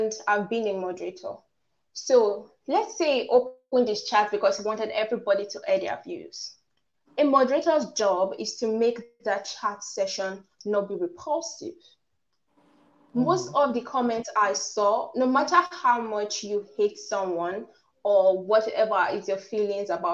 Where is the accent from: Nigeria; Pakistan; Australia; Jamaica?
Nigeria; accent: African; I'm Nigerian and I have sort of like an African accent.